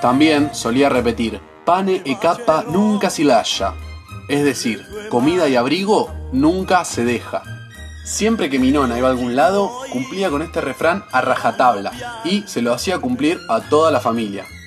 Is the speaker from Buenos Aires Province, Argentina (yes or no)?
yes; Villa Bonich, Buenos Aires Province, Argentina; Recuerdo pasar gran parte de mi infancia jugando en esa cuadra de Villabonich con mis primas